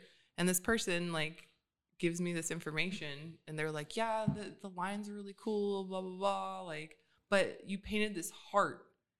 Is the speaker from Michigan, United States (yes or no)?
yes; Pontiac, Michigan, United States; born there; I was born in Pontiac, Michigan.